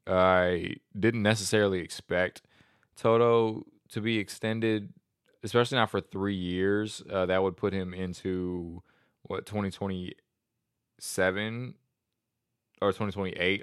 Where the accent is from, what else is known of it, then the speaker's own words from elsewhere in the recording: United States; I'm just an American